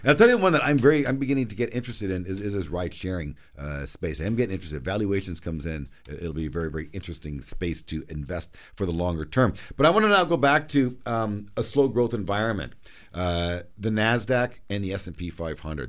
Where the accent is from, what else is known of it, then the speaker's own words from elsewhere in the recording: Canada; we as Canadian investors